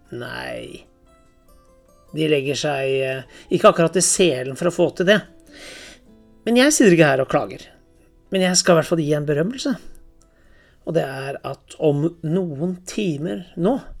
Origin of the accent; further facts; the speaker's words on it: Norway; Hjemme i Norge